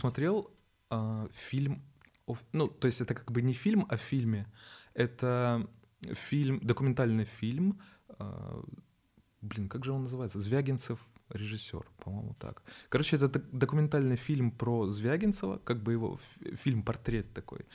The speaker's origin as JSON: {"language": "Russian", "town": "Naberezhnye Chelny", "region": "Tatarstan", "country": "Russia", "tie": "born or raised there", "moved": "yes", "said": "я сам родился в Набережных Челнах"}